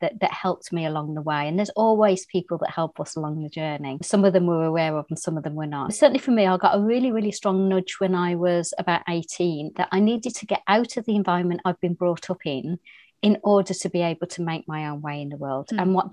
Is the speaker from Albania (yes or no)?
no; Birmingham, West Midlands, United Kingdom; moved away as an adult; also born or lived in Ireland; now in Oxfordshire, United Kingdom; I was brought up in Birmingham, which is the second city of England